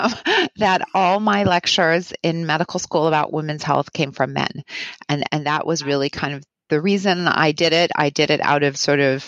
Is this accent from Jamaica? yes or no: no; Winnipeg, Manitoba, Canada; moved away as an adult; I grew up in Winnipeg